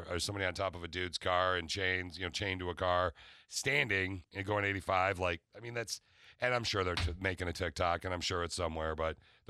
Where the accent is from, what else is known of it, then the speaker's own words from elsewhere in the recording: Lansing, Michigan, United States; All right, so I was born and raised in the Lansing area.